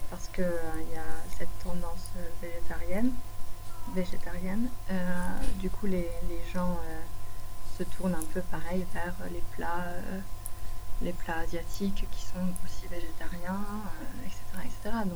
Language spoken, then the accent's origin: French; Bordeaux, Nouvelle-Aquitaine, France; je viens de Bordeaux, tu vois, c'est le sud-ouest